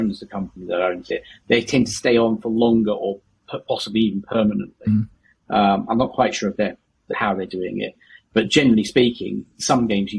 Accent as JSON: {"language": "English", "region": "Yorkshire and the Humber", "country": "United Kingdom", "said": "I'm from Yorkshire."}